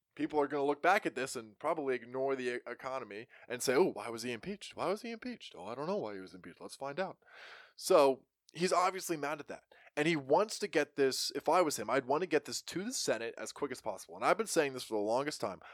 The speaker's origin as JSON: {"language": "English", "country": "United States", "said": "we as American people"}